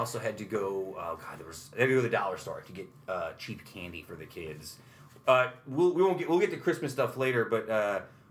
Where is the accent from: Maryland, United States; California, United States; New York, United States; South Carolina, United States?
New York, United States; Utica; growing up in South Utica, growing up on, like, Ballantyne Bray